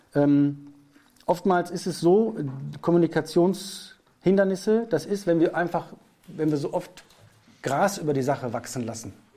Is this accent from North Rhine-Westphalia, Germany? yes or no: yes; North Rhine-Westphalia, Germany; first language German; Ich bin aus Westfalen, Nordrhein-Westfalen